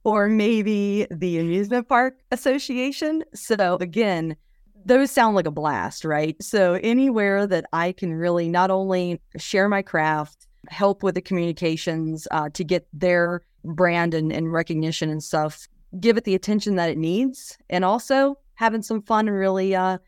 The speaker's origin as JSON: {"language": "English", "region": "West Virginia", "country": "United States", "tie": "born or raised there", "said": "So on a 250-acre beef cattle farm, provided a lot of open space. One of my most vivid memories while growing up on the farm was that for Christmas, whenever I was 15, I received a go-kart."}